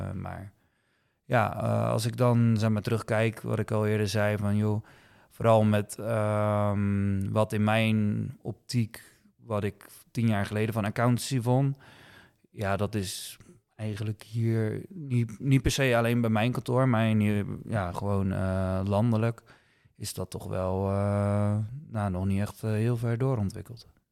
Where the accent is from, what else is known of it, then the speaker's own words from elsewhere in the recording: 's-Gravenzande, South Holland, Netherlands; also born or lived in Rotterdam / Dordrecht; geboren en getogen in Schravenzande.